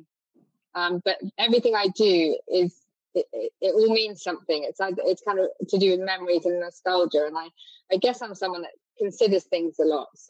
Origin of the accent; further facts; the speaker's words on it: France; moved away as an adult; now in Cornwall, United Kingdom; growing up in France and then finding kind of, I guess my early 20s, I arrived in Cornwall